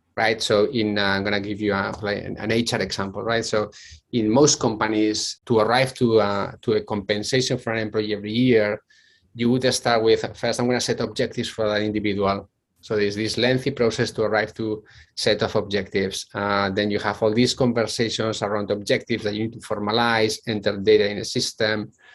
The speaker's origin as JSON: {"language": "English", "town": "Bilbao", "region": "Basque Country", "country": "Spain", "tie": "born or raised there", "accent": "Spanish", "second_language": "English", "moved": "as an adult", "said": "I come from Spain, which probably you can guess from my very thick uh, Spanish uh, accent. Uh, so I'm originally from Bilbao."}